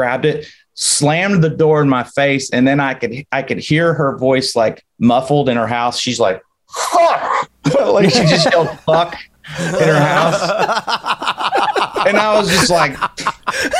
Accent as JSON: {"language": "English", "region": "the South", "country": "United States", "moved": "yes", "said": "I'm from the South"}